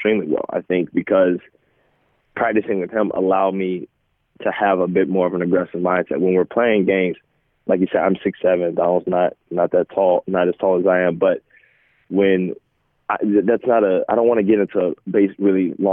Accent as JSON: {"language": "English", "town": "Atlanta", "region": "Georgia", "country": "United States", "tie": "born or raised there", "said": "growing up in Atlanta"}